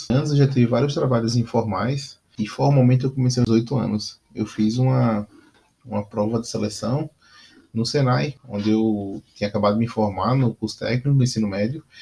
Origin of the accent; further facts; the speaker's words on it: Aracaju, Sergipe, Brazil; voltei para a minha cidade natal, que era é Aracaju.